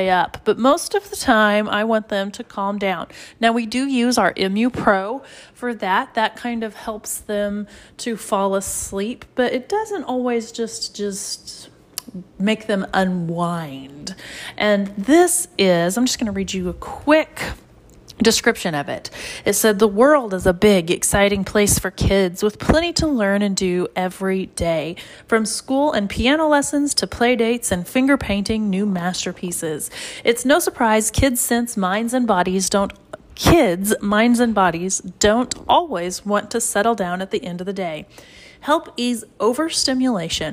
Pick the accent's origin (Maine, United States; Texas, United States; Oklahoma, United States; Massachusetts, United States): Oklahoma, United States; I'm from Oklahoma